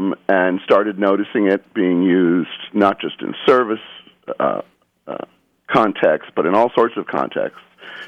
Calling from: Underhill, Vermont, United States; I'm calling from Underhill, Vermont.

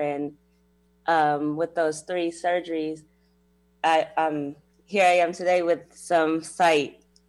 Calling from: Springfield, Illinois, United States; Springfield, Illinois.

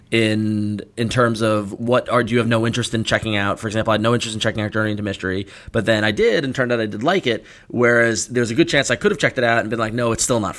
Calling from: Michigan, United States; Hey guys, uh … I'm from Michigan.

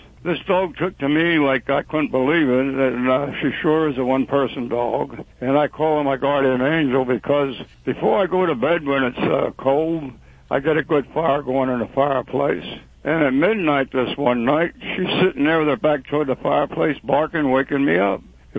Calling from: Lenhartsville, Pennsylvania, United States; The Chrisman's Lake in Lenhartsville.

